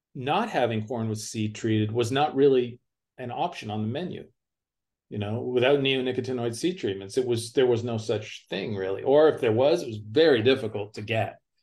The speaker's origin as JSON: {"language": "English", "area": "near Toronto", "region": "Ontario", "country": "Canada", "tie": "born or raised there", "moved": "as an adult", "lives_now": "United States", "said": "I grew up near Toronto, Ontario, Canada"}